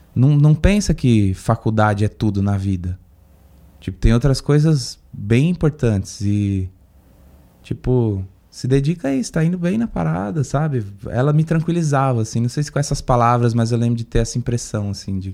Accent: Guarujá, São Paulo, Brazil; now in São Paulo, Brazil; Eu passei muito da minha infância no Guarujá

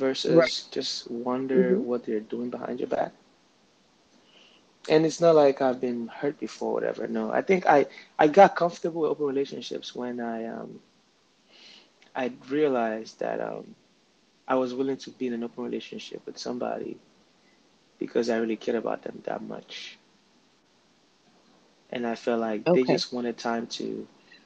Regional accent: Nigeria; I'm from Nigeria

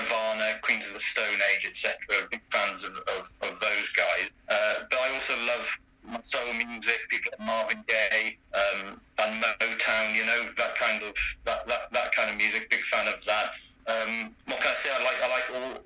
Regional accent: St Davids, Wales, United Kingdom; moved away as an adult; now in London, United Kingdom; I was born in St. David's in Pembrokeshire, which is the smallest city in the UK. And I was brought up there until I was 18.

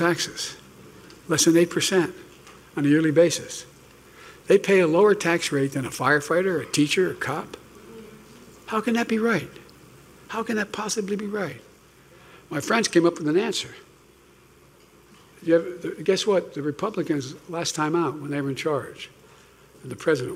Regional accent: Delaware, United States; I'm from Delaware

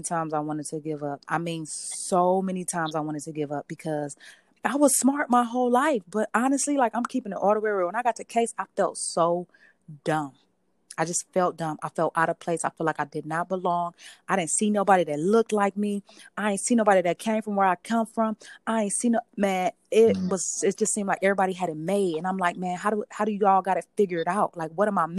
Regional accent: Cleveland, Ohio, United States; I grew up in Cleveland

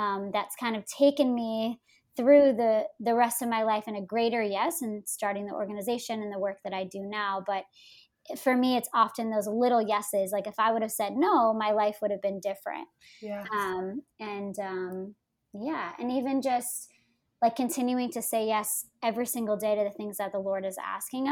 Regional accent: New Jersey, United States; I grew up in New Jersey

